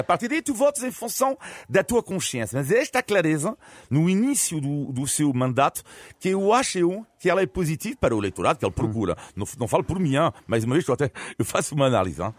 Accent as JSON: {"language": "Portuguese", "country": "France", "said": "como francês"}